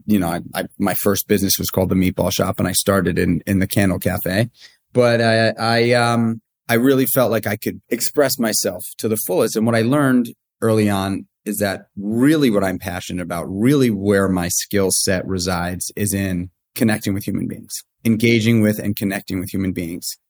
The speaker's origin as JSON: {"language": "English", "town": "New York City", "region": "New York", "country": "United States", "tie": "born or raised there", "said": "I, I grew up in New York City. I grew up in Manhattan on eighty-seventh Street between First and Second Avenue."}